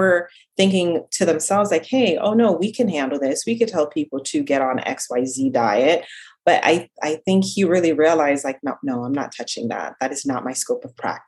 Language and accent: English; Jamaica; accent: slight Jamaican accent; also born or lived in South Central Florida; now in Florida, United States; I'm originally from Jamaica. So if you hear like a slight accent every now and then, that is my Jamaican